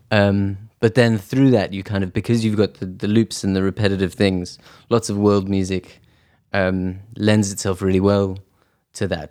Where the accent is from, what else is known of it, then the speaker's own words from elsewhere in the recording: South Africa; also born or lived in Edinburgh, Scotland; now in London, United Kingdom; I grew up in South Africa